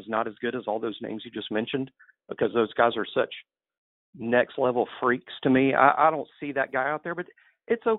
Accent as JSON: {"language": "English", "area": "near Mobile", "region": "Alabama", "country": "United States", "tie": "born or raised there", "said": "from my hometown, or near my hometown, Willie Shepard, who's from Mobile"}